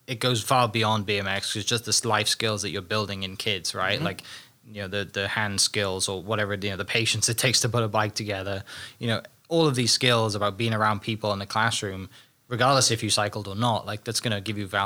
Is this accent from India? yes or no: no; Wales, United Kingdom; moved away; growing up in Wales where it rained all the time